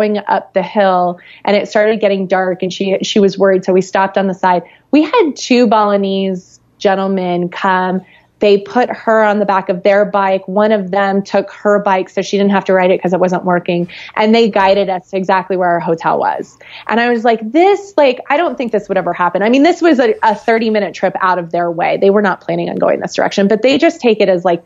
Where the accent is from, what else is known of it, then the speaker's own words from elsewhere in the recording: Florida, United States; I grew up in Florida